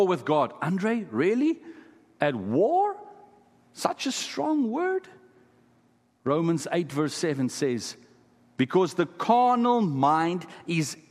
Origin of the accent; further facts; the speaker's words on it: Kimberley, Northern Cape, South Africa; first language Afrikaans; English is a second language; I come from a place called Kimberley in South Africa. It's famous for diamond mines, De Beers diamond mines. Many of the diamonds in the crown jewels come from my hometown.